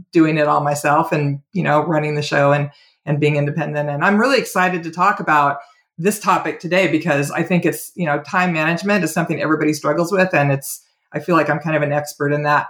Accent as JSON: {"language": "English", "region": "Oregon", "country": "United States", "tie": "born or raised there", "also_born_or_lived": "California / Walla Walla, Washington / Portland, Oregon", "moved": "yes", "said": "I was born in California. Most Californians moved to Oregon in the late 60s, and my family did too. And I grew up in Oregon"}